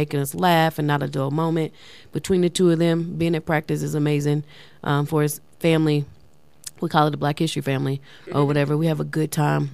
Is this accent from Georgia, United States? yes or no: no; Louisiana, United States; now in Colorado Springs, United States; I'm from Louisiana